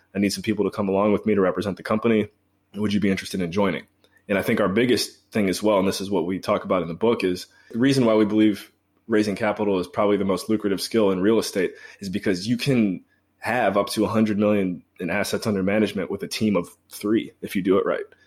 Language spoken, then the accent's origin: English; Cleveland, Ohio, United States; moved away; also born or lived in Belize / Washington, D.C.; I'm from Cleveland originally